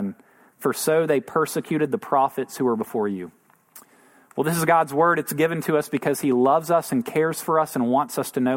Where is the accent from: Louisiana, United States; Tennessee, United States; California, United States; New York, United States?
Tennessee, United States; moved away as an adult; now in San Antonio, United States; Rachel and I both grew up in Tennessee, and we moved here to San Antonio from Tennessee